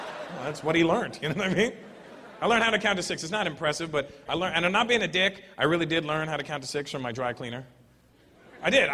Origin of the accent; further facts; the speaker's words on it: Toronto, Ontario, Canada; I'm from Toronto